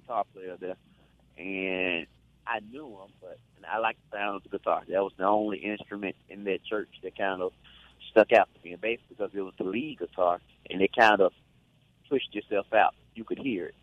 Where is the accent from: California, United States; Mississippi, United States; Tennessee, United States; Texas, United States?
Mississippi, United States; Glen Allen; also born or lived in Greenville, Mississippi; I was I was born in in Greenville, but soon after that, you know, we were in Glen Allen, and I was practically raised in Glen Allen